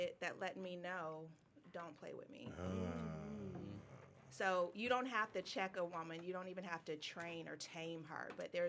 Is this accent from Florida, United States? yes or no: yes; Florida, United States; Florida girl, born and raised.